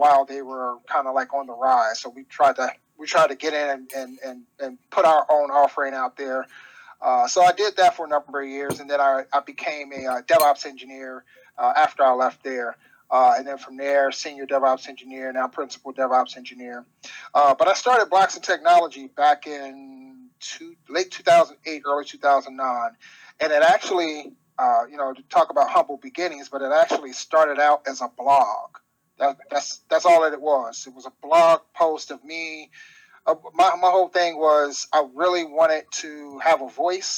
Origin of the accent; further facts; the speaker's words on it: Cincinnati, Ohio, United States; born and raised in Cincinnati, Ohio. Like I said, been here all my life.